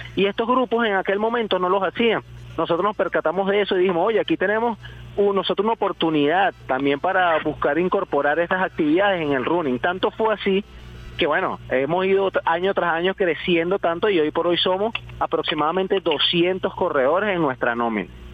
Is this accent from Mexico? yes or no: no; Venezuela; Nosotros siendo venezolanos